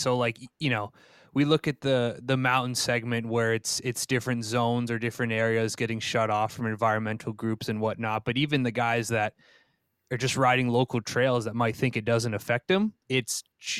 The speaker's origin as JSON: {"language": "English", "region": "Vermont", "country": "United States", "tie": "born or raised there", "moved": "yes", "lives_now": "Minneapolis, United States", "said": "I grew up in Vermont"}